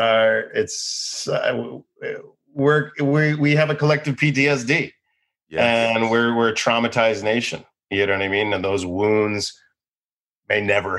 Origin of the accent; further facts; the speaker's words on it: Boca Raton, Florida, United States; also born or lived in Boston; now in Los Angeles, United States; I think I'm from Boca Raton, Florida